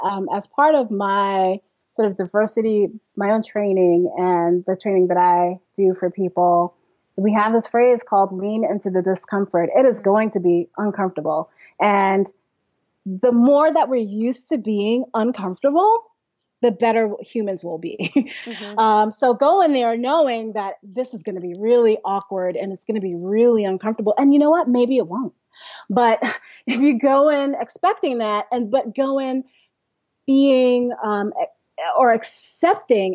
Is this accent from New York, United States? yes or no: yes; New York City, New York, United States; I was born in Brooklyn, New York.